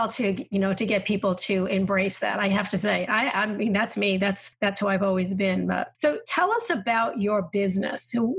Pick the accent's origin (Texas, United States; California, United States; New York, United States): New York, United States; moved away; because I'm from New York. And when I first moved south